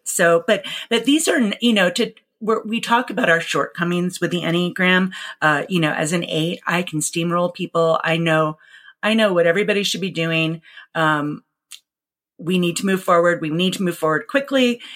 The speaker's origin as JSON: {"language": "English", "town": "New York City", "region": "New York", "country": "United States", "tie": "born or raised there", "moved": "yes", "lives_now": "Seattle, United States", "said": "Growing up in New York City in the 80s"}